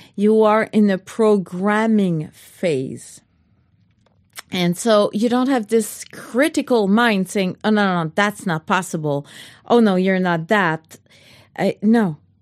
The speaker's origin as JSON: {"language": "English", "country": "Canada", "said": "I'm French Canadian"}